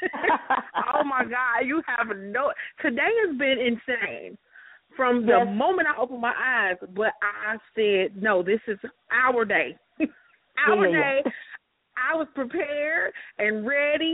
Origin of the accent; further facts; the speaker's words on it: Chicago, Illinois, United States; I'm from Chicago.